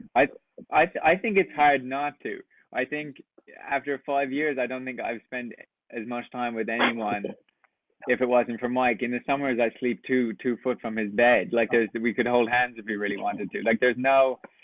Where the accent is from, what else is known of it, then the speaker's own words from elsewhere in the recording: west coast of Ireland, west of Ireland, Ireland; moved away as an adult; I'm also from Ireland, from the west coast